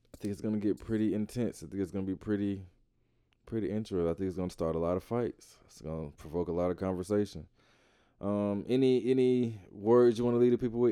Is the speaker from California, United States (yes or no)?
no; Atlanta, Georgia, United States; I grew up in the South. I grew up in Atlanta.